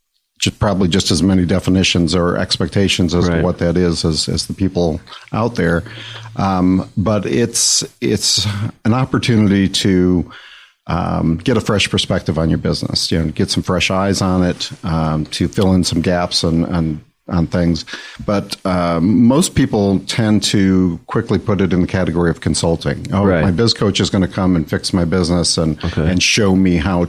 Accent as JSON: {"language": "English", "town": "Detroit", "region": "Michigan", "country": "United States", "tie": "born or raised there", "said": "I'm actually from Michigan. I grew up outside of Detroit."}